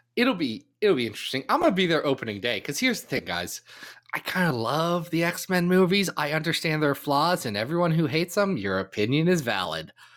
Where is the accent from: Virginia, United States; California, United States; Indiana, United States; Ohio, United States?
Ohio, United States; also born or lived in Kentucky; I was raised in Ohio